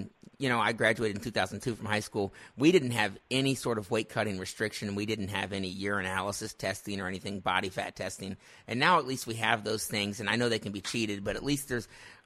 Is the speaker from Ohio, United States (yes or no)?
yes; Ohio, United States; I'm actually from Ohio